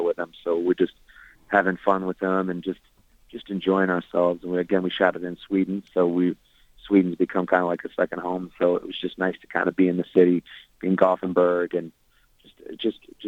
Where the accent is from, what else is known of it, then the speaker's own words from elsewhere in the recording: Kingston, Ontario, Canada; moved away; also born or lived in Michigan; I was born in Kingston, Ontario